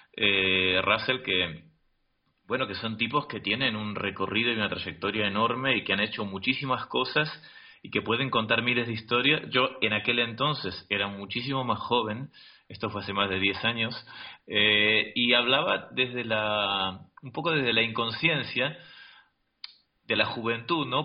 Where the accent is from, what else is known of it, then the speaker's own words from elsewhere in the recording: Argentina; now in Madrid, Spain; en mi país, en Argentina